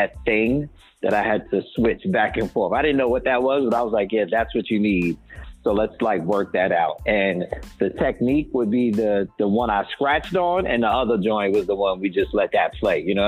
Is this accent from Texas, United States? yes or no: no; New York, United States; now in Atlanta, United States; I'm presently in living in Atlanta, and I'm originally from New York.